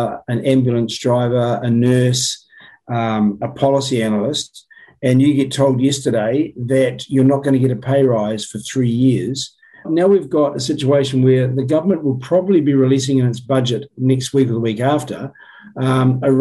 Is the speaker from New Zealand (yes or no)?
yes; Christchurch, Canterbury, New Zealand; I was born and raised in Christchurch, spent all my schooling